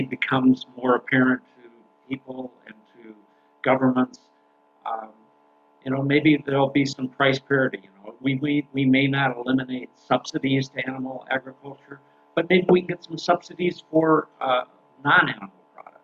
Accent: Canada; now in United States; as a Canadian citizen, I, I've been here in the United States

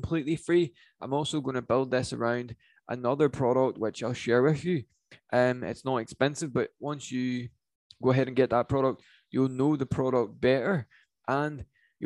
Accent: Northern Ireland, United Kingdom; I'm from Northern Ireland

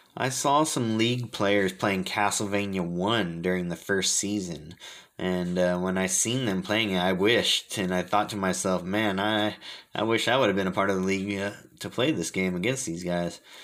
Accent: Fremont, California, United States; I'm from Fremont, California

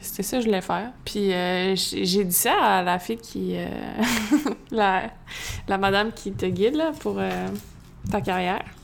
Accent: Magog, Quebec, Canada; Je suis née à Magog, plus spécifiquement Fleurimont

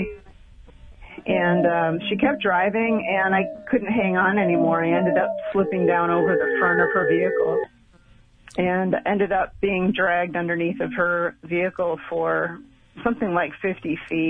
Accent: Colorado, United States; my hometown in Colorado

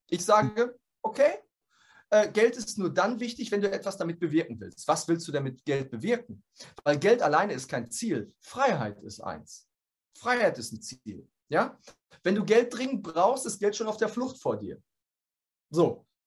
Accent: Dortmund, North Rhine-Westphalia, Germany; ich komme aus Dortmund

